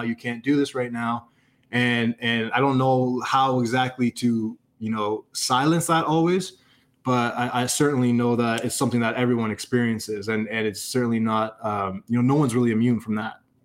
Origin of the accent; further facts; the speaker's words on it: Canada; I'm a Canadian kid